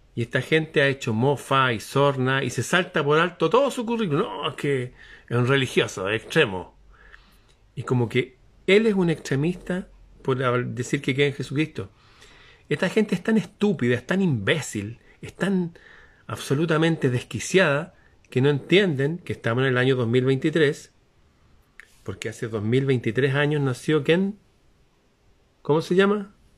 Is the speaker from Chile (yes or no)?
yes; Chile